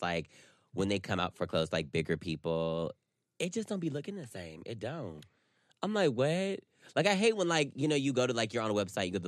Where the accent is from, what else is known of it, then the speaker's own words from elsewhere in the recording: North Carolina, United States; I was raised in North Carolina